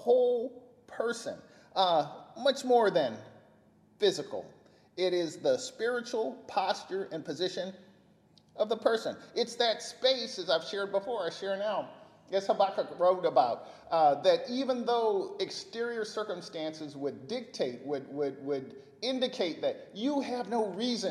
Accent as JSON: {"language": "English", "town": "Bakersfield", "region": "California", "country": "United States", "tie": "born or raised there", "said": "my mom and growing up in Bakersfield"}